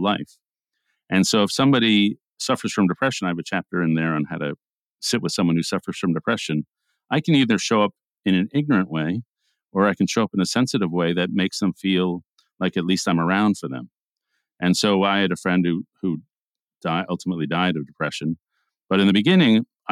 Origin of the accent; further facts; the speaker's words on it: New York, United States; We grew up in New York, Jewish homes, and went into conservative journalism